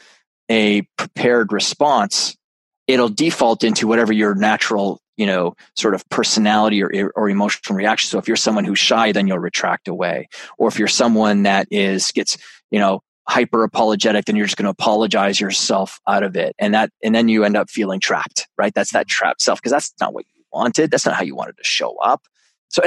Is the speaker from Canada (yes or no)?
yes; Canada; I'm a Canadian